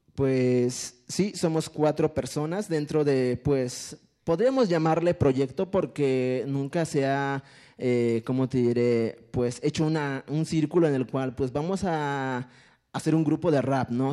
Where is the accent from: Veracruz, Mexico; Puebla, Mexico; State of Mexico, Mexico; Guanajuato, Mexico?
Puebla, Mexico; a village near Pantepec and Mecapalapa; first language Totonac; Spanish is a second language; moved away; venir de un pueblo y pues, empezar hablando totonaco, ir a la escuela descalzo